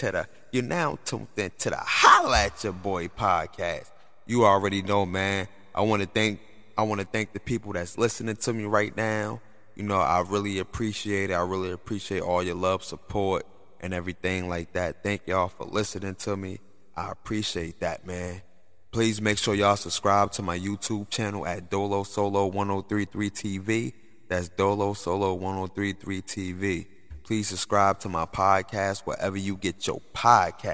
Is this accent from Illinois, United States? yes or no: no; Newark, New Jersey, United States; my hometown, Newark